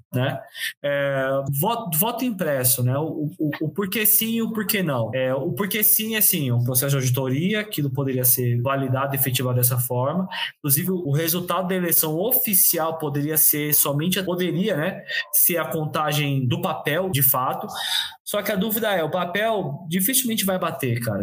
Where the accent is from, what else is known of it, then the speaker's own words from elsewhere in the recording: São Paulo, Brazil; eu sou de São Paulo